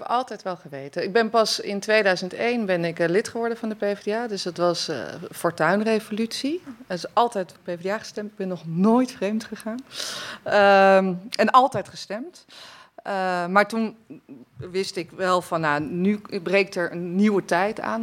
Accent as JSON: {"language": "Dutch", "town": "Wassenaar", "region": "South Holland", "country": "Netherlands", "tie": "born or raised there", "said": "Ik ben opgegroeid in Wassenaar"}